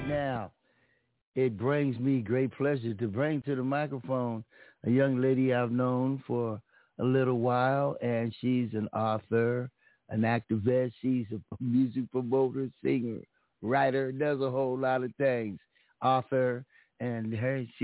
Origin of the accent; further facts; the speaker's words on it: Pomona, California, United States; my hometown, Pomona